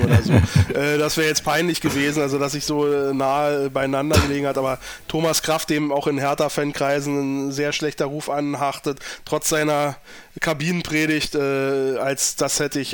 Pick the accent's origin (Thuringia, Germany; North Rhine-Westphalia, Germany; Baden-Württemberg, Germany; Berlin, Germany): Berlin, Germany; als Berliner